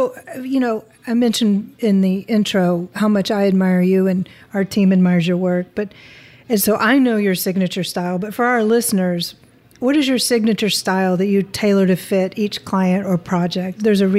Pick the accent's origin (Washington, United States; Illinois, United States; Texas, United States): Texas, United States; now in California, United States; I'm from Texas and I mean, we've got 115 degree days there.